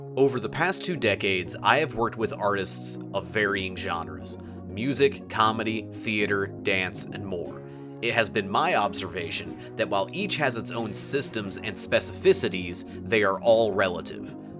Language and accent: English; Grant County, Indiana, United States; accent: Indiana; We're from Grant County, Indiana